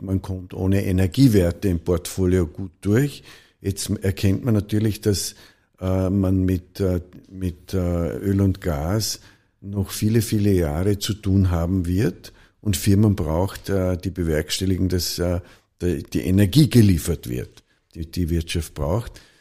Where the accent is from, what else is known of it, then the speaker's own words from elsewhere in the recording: Vorarlberg, Austria; in Vorarlberg, in einem Dorf in Nützedas, wo ich aufgewachsen bin